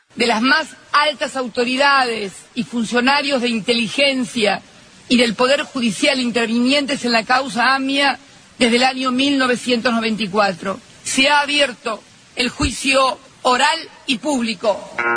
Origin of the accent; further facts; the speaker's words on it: Argentina; Me lo merezco como argentina